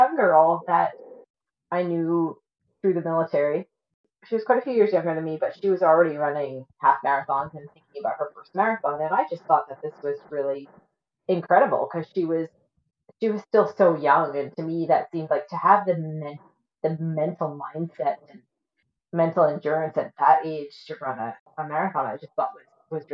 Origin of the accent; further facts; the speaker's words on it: East Coast of Nova Scotia, Canada; moved away as an adult; also born or lived in Great Britain / Cold Lake, Alberta / St. Albert, Alberta; now in Cochrane, Canada; I was born in Great Britain. My family moved to Canada when I was a baby. I grew up on the East Coast of Nova Scotia. I lived there till I was about 20